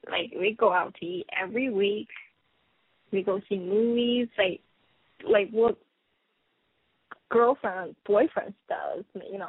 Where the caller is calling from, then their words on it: New York, United States; I'm calling from New York. I'm 23.